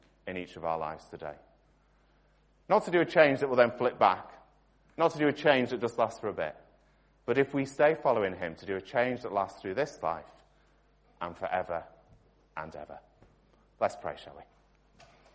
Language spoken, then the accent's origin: English; Stockport, North West England, United Kingdom; I was born in Stockport